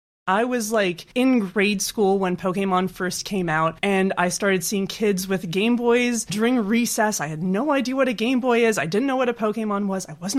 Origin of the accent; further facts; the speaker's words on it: Canada; I'm not biased at all as a Canadian.